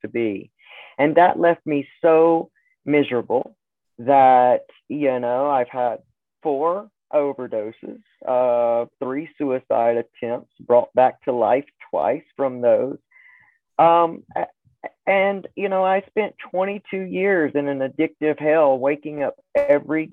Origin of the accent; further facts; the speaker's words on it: Southern Alabama, United States; I grew up also in the Deep South. So I was in Southern Alabama, small town, growing up